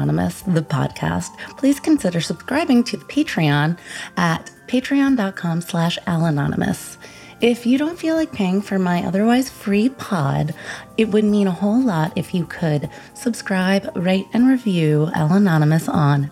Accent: upstate New York, United States; also born or lived in Bronx, New York / New Jersey / Connecticut; Until like age 6 and then moved upstate

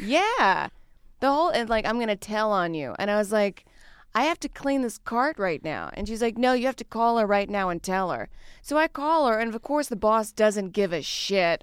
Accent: the South, United States; I grew up in the South where everything was just fried

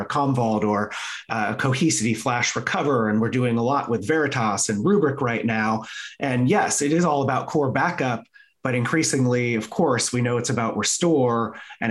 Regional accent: California, United States; growing up in California

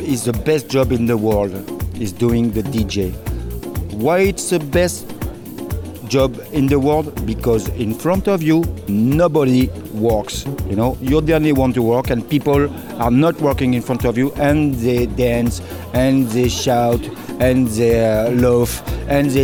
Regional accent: south of France, France; English is a second language; now in Marseille, France; I was born in, south of France, so it's very close from Marseille

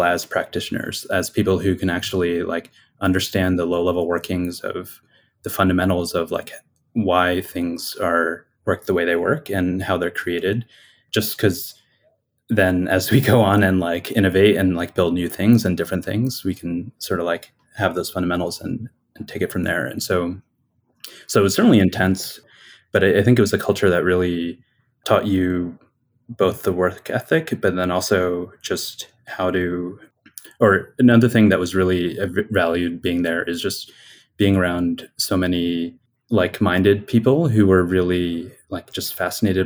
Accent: Bucks County, Pennsylvania, United States; I grew up in Pennsylvania in Bucks County. So it's a suburb of Philadelphia.

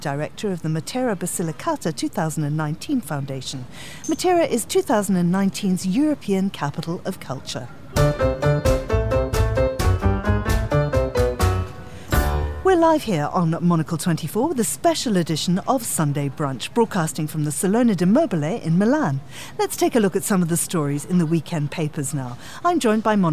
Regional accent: Zimbabwe; now in United Kingdom; I'm from Zimbabwe

